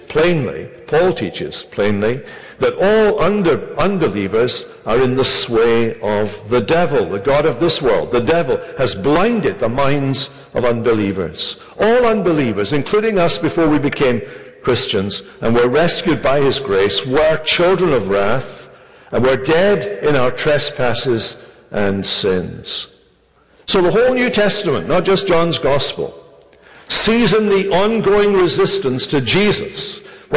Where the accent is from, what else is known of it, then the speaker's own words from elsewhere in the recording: Scotland, United Kingdom; moved away; I come from Scotland